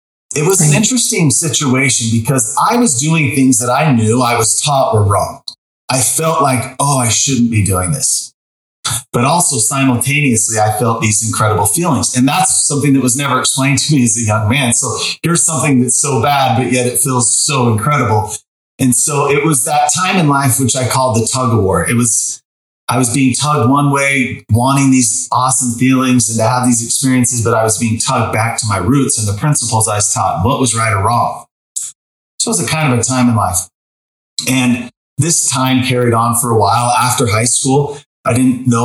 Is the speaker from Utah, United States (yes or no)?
yes; Sandy, Utah, United States; I grew up in Sandy, Utah, near the mountains.